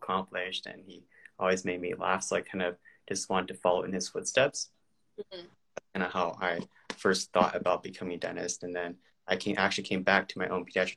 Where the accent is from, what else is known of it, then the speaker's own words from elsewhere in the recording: California, United States; moved away as an adult; now in Milwaukee, United States; I'm originally from California